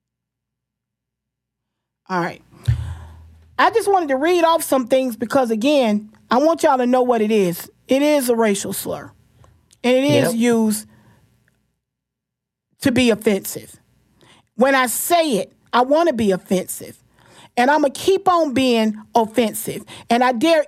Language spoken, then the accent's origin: English; Florida, United States; I'm born and raised in Florida